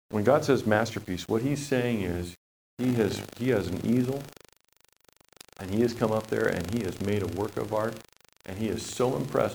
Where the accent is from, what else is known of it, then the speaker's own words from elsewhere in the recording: Papua New Guinea; I was a kid growing up in Papua New Guinea a long time ago